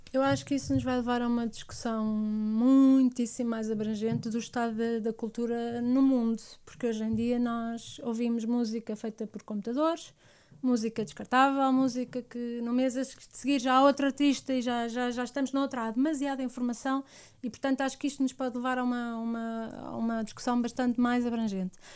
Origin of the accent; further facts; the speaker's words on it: Portugal; eu sou portuguesa, tenho alma, alma portuguesa